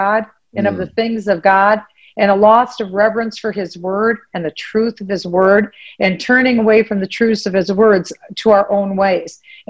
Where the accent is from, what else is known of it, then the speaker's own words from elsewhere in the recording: Minnesota, United States; Well, of course, this is my home state. I love this state of Minnesota.